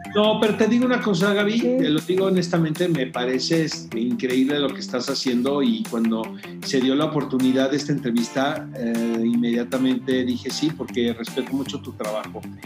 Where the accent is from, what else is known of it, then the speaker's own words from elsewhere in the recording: Tijuana, Baja California, Mexico; now in Mexico City, Mexico; no soy de aquí, soy de Tijuana, pero me considero chilango adoptado